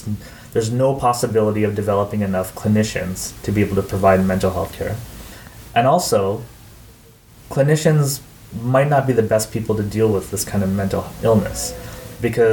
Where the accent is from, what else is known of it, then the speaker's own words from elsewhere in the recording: Canada; moved away as an adult; also born or lived in northern India; now in India; being Canadian is very different than being rural Indian